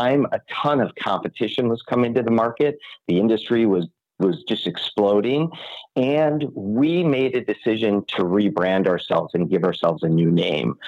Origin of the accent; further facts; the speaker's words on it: Minneapolis, Minnesota, United States; I am born and raised in Minneapolis, Minnesota, so up in the cold region of our country